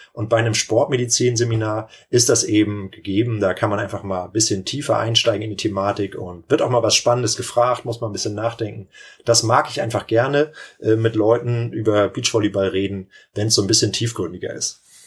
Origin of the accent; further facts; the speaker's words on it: Lübeck, Schleswig-Holstein, Germany; also born or lived in Kiel / Timmendorfer Strand; Ich komme ja hier aus der Region Timmendorf. Ich bin in Lübeck geboren